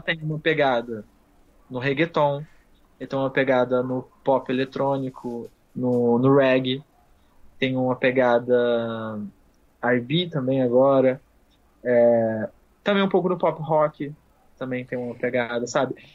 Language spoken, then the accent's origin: Portuguese; Nova Friburgo, Rio de Janeiro, Brazil; eu sou de Friburgo, do Rio de Janeiro, do interior, região serrana do Rio de Janeiro